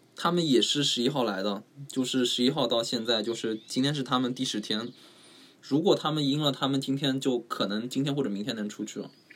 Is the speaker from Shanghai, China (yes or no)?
yes; Shanghai, China; 我是上海人